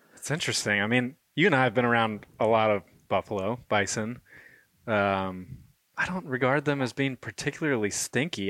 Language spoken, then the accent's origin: English; Georgia, United States; I grew up in Georgia, in the Southeast, and a place that had little to no exposure